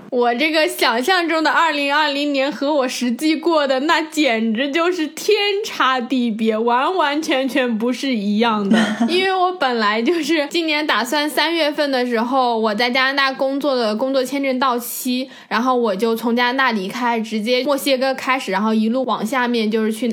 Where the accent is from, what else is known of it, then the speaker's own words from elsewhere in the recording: China; now in Vancouver, Canada; 像我们这种比较就是中国教育背景下长大的人